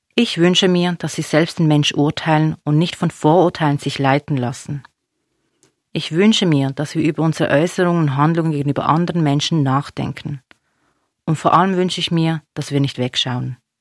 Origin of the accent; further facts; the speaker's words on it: Basel, Basel-Stadt, Switzerland; also born or lived in Binningen; Ich bin eine Person, die hier geboren ist. Basel ist meine Heimat.